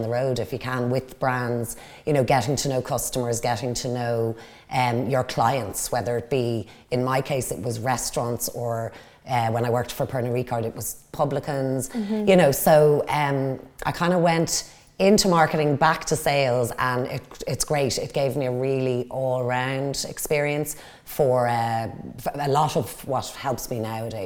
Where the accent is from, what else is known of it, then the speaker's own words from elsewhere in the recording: Dublin, Leinster, Ireland; moved away as an adult; now in Wicklow, Ireland; I grew up in Dublin, so born and raised in Dublin. I live in Wicklow now